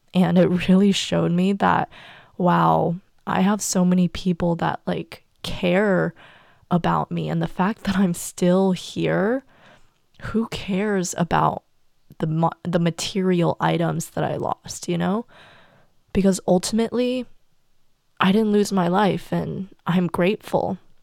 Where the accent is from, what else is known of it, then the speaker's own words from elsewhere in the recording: United States; also born or lived in China; my whole life was turned upside down when my entire family moved to the U S when I turned seven